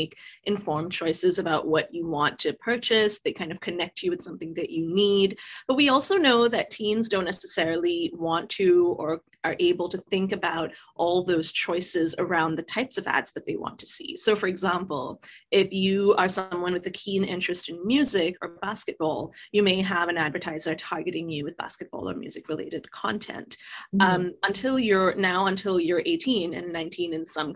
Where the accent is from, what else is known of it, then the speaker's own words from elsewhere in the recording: Singapore; moved away; I grew up in Singapore.